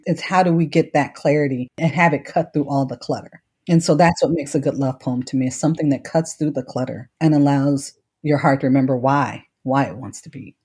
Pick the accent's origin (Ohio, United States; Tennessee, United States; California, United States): Ohio, United States; Cleveland; moved away as an adult; also born or lived in Washington, D.C.; I was born and raised in Cleveland, Ohio, St. Luke's Hospital, which no longer exists